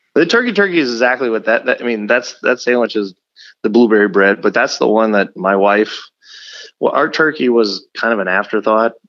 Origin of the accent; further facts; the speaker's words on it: Texas, United States; now in Omaha, United States; I grew up in South Texas on the border of Louisiana and Texas, and I ate a lot of boudin.